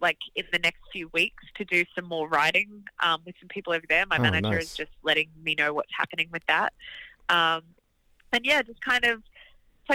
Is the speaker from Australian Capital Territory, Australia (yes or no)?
no; Gold Coast, Queensland, Australia; accent: Australian; moved away as an adult; also born or lived in Melbourne, Australia; now in Los Angeles, United States; I used to love playing this venue in my hometown called the Beer Garden. It was Surfers Paradise Beer Garden